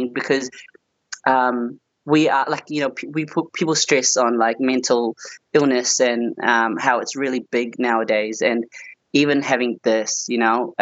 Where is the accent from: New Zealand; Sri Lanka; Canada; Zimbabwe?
New Zealand; moved away as an adult; now in Australia; I grew up in New Zealand